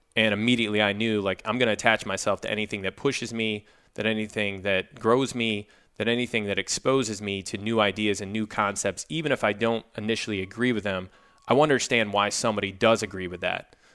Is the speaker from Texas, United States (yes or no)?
no; Jackson, Michigan, United States; moved away as an adult; also born or lived in Minnesota / Los Angeles; I grew up in a small town, roughly an hour west of Detroit